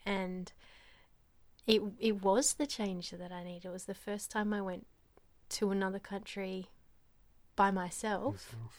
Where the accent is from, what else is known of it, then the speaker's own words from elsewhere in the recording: Geraldton, Western Australia, Australia; moved away as an adult; also born or lived in United States; In Australia, sorry, yeah, Western Australia, Geraldton. And I grew up in Geraldton from age 12 to age 18, and I left to be a nanny in the USA.